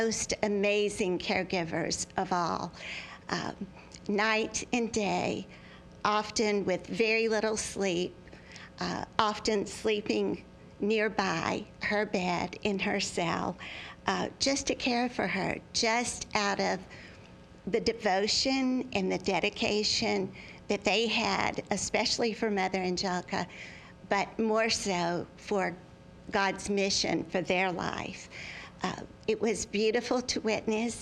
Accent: Birmingham, Alabama, United States; from Birmingham, Alabama

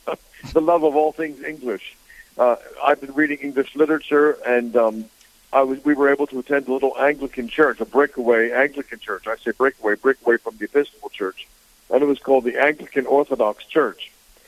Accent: United States; moved away as an adult; also born or lived in Greenville, South Carolina / England; I was brought up in America and attended college in Greenville, South Carolina, went to England, stayed there for 25 years, and then came back again to be ordained as a Catholic priest.

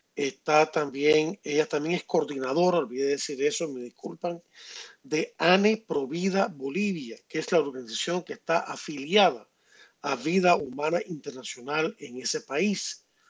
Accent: Cuba; now in Miami, United States; yo soy cubano y tengo sangre, eh, y tengo sangre eh, afrocubana

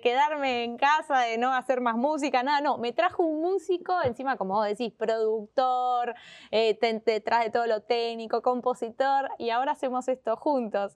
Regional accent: Argentina; los dos somos argentinos

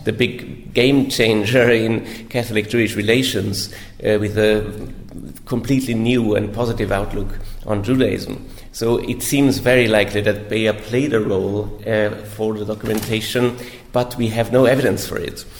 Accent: Innsbruck, Tyrol, Austria; moved away as an adult; also born or lived in Rome, Italy; I'm from Austria originally, from Tyrol, Innsbruck. Uh, I grew up there

